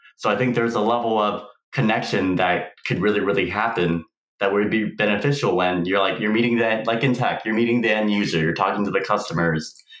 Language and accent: English; Houston, Texas, United States; moved away as an adult; now in San Diego, United States; I was actually born and raised in Houston, Texas